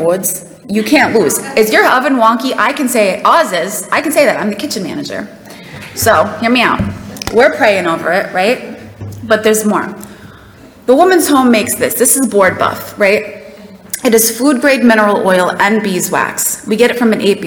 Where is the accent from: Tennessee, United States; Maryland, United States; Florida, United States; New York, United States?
New York, United States; New York City; I don't know if you can tell by my accent, but I'm from a small town called South Queens. It's a borough